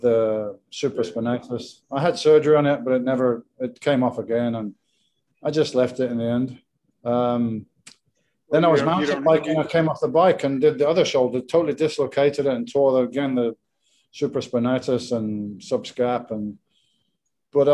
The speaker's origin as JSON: {"language": "English", "region": "England", "country": "United Kingdom", "moved": "as an adult", "lives_now": "Spain", "said": "I'm English"}